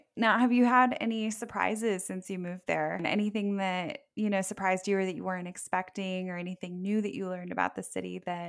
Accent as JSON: {"language": "English", "region": "South Florida", "country": "United States", "tie": "born or raised there", "said": "I grew up in South Florida. I went to school up in Central Florida"}